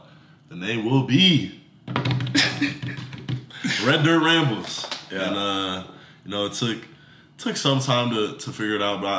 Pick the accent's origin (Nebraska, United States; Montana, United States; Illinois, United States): Nebraska, United States; Omaha; I'm from Nebraska, okay. Omaha. I would say it's pretty comparable to Oklahoma. It's kind of just more on like the chill side of things.